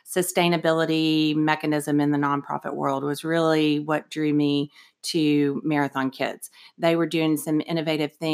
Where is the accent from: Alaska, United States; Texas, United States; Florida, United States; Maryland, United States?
Texas, United States; Austin; So we grew up here in Austin, Texas, um, and we are a national organization.